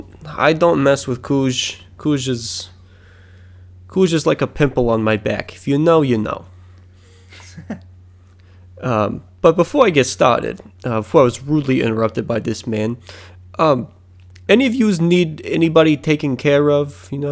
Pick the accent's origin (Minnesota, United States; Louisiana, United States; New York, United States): New York, United States; It is the 12 weirdest places that yous can possibly go to in my home state of New York.